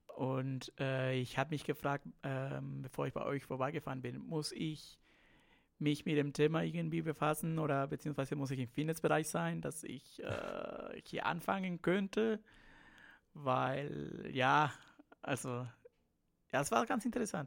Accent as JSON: {"language": "German", "country": "Peru", "also_born_or_lived": "Siegen, Germany / Bayreuth, Germany", "accent": "Spanish", "second_language": "German", "moved": "as an adult", "lives_now": "Germany", "said": "ich bin Peruaner, muss man sagen. Ich komme aus Lateinamerika und deshalb habe ich auch ein bisschen so diesen spanischen Akzent"}